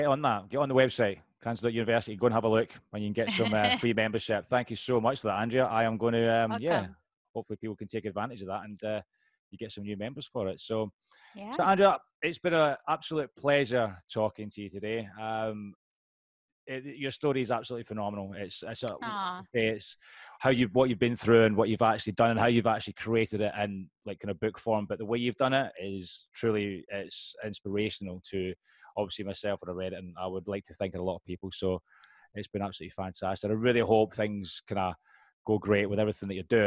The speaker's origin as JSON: {"language": "English", "region": "Scotland", "country": "United Kingdom", "said": "you can tell I'm Scottish, can't you?"}